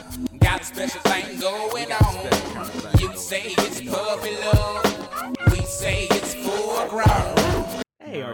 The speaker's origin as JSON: {"language": "English", "country": "Canada", "tie": "born there", "said": "I was born in Canada, I'm not Canadian, don't put that evil on me."}